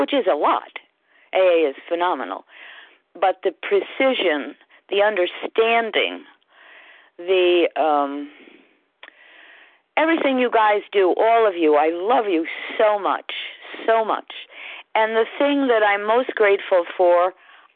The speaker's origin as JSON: {"language": "English", "region": "Connecticut", "country": "United States", "said": "I'm from Connecticut"}